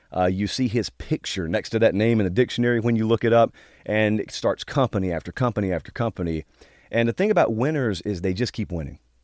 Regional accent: Georgia, United States; I grew up in Georgia

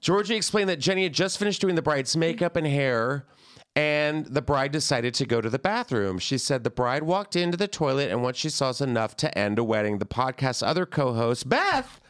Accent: the South, United States; I'm from the South

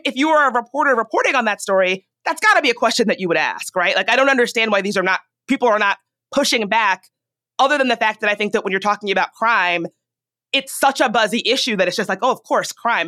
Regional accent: Richmond, Virginia, United States; now in Washington, D.C., United States; I grew up in Richmond.

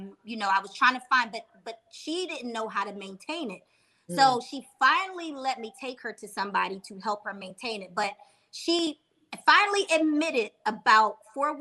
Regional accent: Philadelphia, Pennsylvania, United States; I'm from Philly

